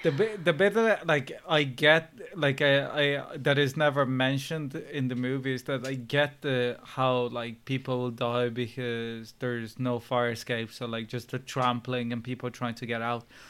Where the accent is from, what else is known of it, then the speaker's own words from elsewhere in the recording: Brazil; now in Ireland; I was born in Brazil